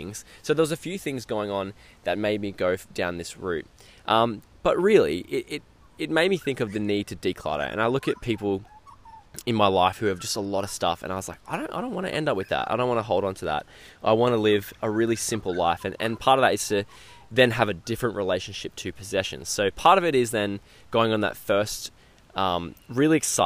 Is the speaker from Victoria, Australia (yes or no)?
no; Queensland, Australia; I was getting ready to move back to Queensland, where I currently am now